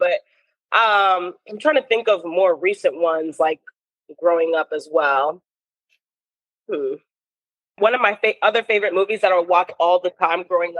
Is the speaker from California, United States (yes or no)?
no; Baltimore, Maryland, United States; moved away as an adult; now in Los Angeles, United States; I'm from Baltimore